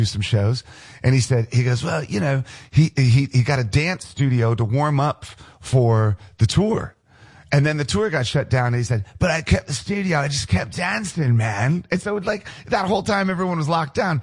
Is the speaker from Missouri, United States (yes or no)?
no; D.C., District of Columbia, United States; moved away; I grew up outside of Washington, D.C., and so my house is maybe about 8 miles from the Pentagon.